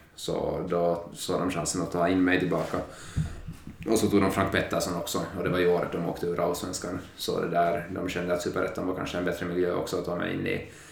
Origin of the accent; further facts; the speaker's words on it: Finland; moved away as an adult; now in Sweden; vi har de flesta hemma i Finland